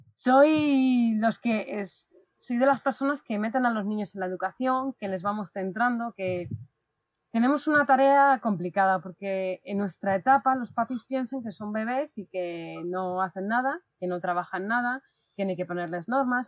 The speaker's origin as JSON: {"language": "Spanish", "town": "Madrid", "region": "Community of Madrid", "country": "Spain", "said": "aquí con mucho calor en Madrid, porque soy de Madrid"}